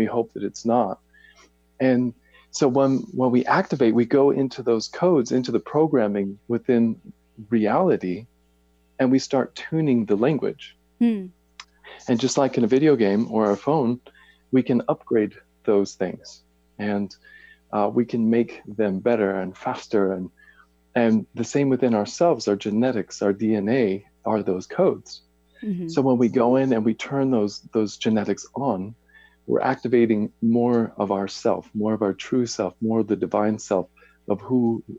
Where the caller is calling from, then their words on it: Boise, Idaho, United States; I am in Boise, Idaho.